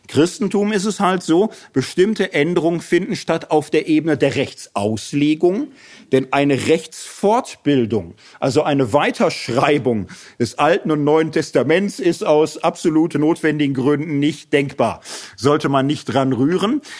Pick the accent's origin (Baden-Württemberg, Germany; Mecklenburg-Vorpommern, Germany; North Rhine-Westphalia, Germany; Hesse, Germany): Hesse, Germany; Also ich komme aus Hessen